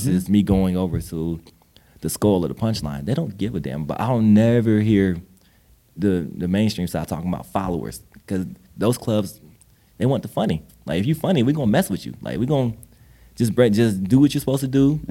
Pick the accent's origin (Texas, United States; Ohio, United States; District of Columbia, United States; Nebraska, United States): Ohio, United States; We're both from Ohio